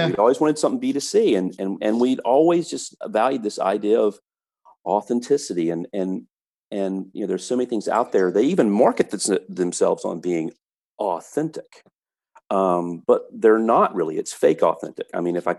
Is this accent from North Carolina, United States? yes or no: yes; North Carolina, United States; now in Florida, United States; I'm from North Carolina and I love North Carolina, but I don't have to live there